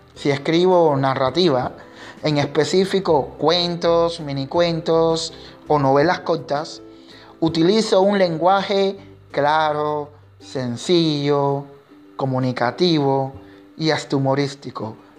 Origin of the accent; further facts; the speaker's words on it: Cuba; mi identidad como artista, como negro y como cubano